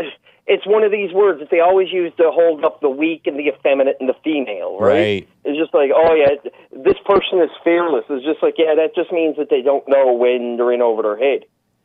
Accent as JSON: {"language": "English", "region": "Newfoundland and Labrador", "country": "Canada", "tie": "born or raised there", "said": "where I came from is a lot of paddies. Further up the shore is more Scottish people. In the cities where I am now, it was more like English people"}